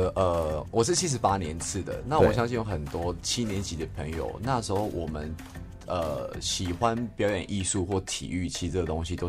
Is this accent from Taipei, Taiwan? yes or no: no; Tuku, Yunlin County, Taiwan; 我们都算是乡下小孩子。我是云林的土库那边，